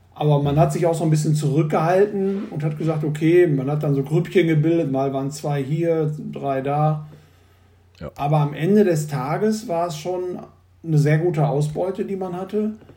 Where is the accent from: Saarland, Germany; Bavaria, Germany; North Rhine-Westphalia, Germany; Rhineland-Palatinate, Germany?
North Rhine-Westphalia, Germany; the Ruhr; ich bin äh, in Nordrhein-Westfalen geboren und äh, im Pott. Und äh, den liebe ich auch.